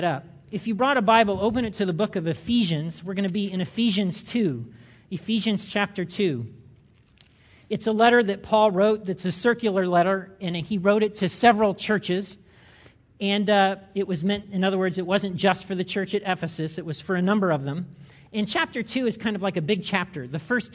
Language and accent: English; United States; I'm an American.